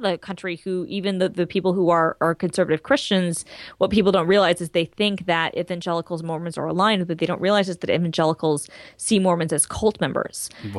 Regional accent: the South, United States; But I know this from growing up in the South.

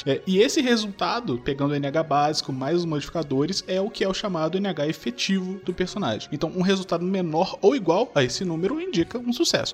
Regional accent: south of Rio de Janeiro, Brazil; eu nasci lá no, no, sul do Rio de Janeiro.

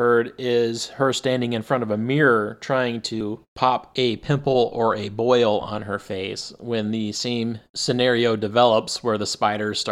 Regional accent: Arizona, United States; I grew up in Arizona

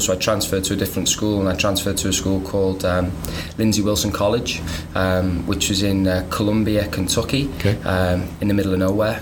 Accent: North Wales, United Kingdom; now in United States; born and raised in North Wales

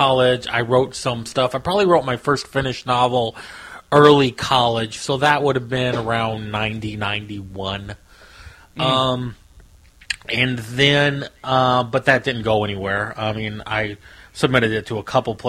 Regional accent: Missouri, United States; I live in Missouri. I've lived here my whole life.

